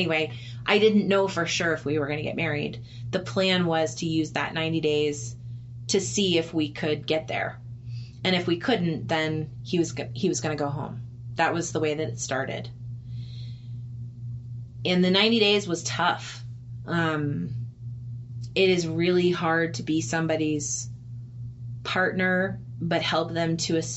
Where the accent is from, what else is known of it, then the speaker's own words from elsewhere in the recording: United States; I'm an American